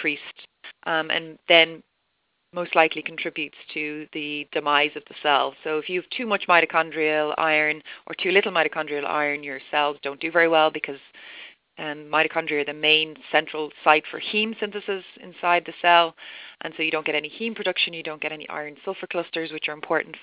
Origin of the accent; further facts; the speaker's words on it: Ireland; moved away as an adult; also born or lived in Dublin; I'm Irish.